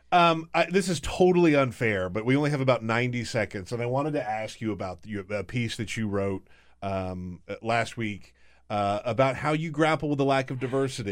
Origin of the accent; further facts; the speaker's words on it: South Carolina, United States; moved away as an adult; also born or lived in Alabama; now in Washington, D.C., United States; I, I grew up in South Carolina, but I went to the, uh, University of Alabama